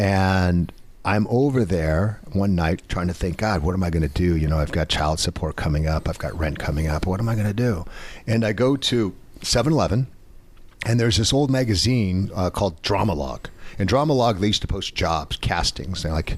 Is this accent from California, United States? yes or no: yes; Orange County, California, United States; moved away as an adult; also born or lived in Los Angeles; I'm from Orange County.